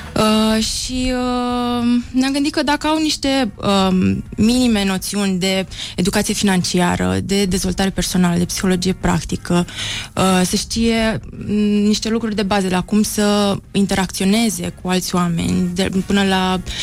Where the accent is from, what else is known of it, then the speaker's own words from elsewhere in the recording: Brăila, Brăila County, Romania; Sunt și din Brăila